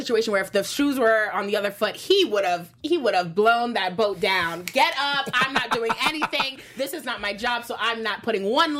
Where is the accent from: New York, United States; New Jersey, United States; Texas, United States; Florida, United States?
New York, United States; I'm from New York